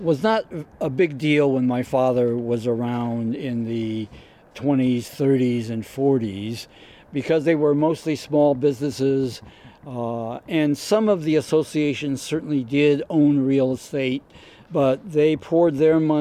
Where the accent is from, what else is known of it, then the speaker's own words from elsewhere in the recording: Oakland, California, United States; as a Chinese American growing up during the civil rights era